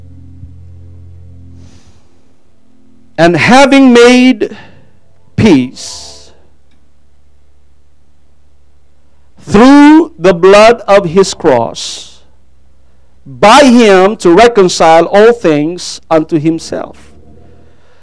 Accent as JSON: {"language": "English", "country": "Philippines", "first_language": "Tagalog", "second_language": "English", "moved": "yes", "said": "English is not my main language. I speak Tagalog."}